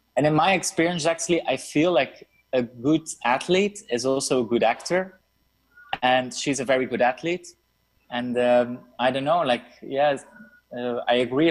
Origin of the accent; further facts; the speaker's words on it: Brussels, Brussels-Capital Region, Belgium; I come from Brussels, Belgium